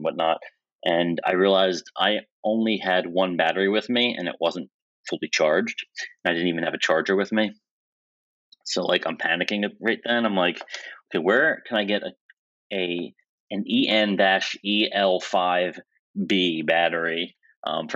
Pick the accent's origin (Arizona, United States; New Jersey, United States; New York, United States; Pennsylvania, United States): New Jersey, United States; moved away as an adult; also born or lived in Virginia; I was living in Virginia at the time, and I'm from New Jersey